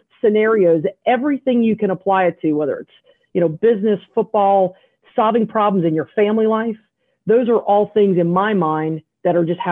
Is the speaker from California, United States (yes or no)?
no; South Carolina, United States; I'm a redneck from South Carolina